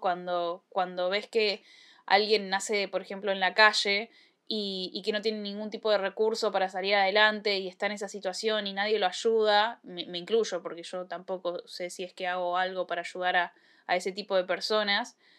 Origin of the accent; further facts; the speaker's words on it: Argentina; yo nací en Argentina